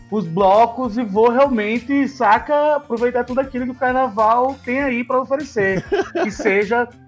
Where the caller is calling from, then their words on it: São Paulo, Brazil; eu falo aqui de São Paulo, eu sou educador social